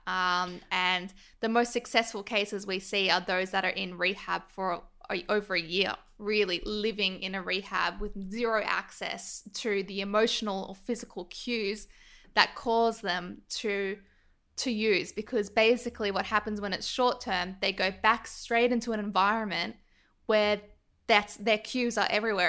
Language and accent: English; Sydney, New South Wales, Australia; I grew up in Northbridge, and I went to Monty, which is a very privileged all girls school in North Sydney